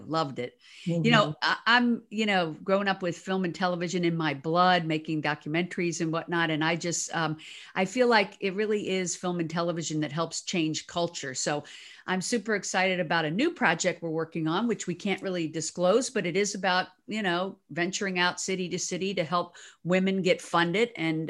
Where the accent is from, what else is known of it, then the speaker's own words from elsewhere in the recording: the South, United States; now in Los Angeles, United States; Well, I grew up in the South also